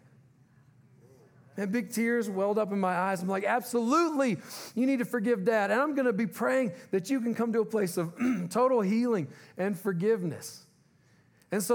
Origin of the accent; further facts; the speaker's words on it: Louisiana, United States; moved away; We're originally from Louisiana